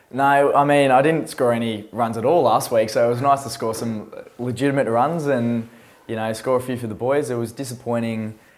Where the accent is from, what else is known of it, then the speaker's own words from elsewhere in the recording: Australia; now in United Kingdom; even for an Australian, uh, as an Australian, I think I'm average.